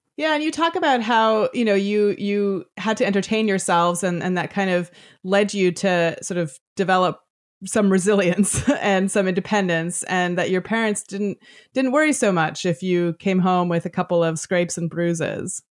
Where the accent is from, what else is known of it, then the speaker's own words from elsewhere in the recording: Toronto, Ontario, Canada; as a Canadian girl growing up just, uh, in Toronto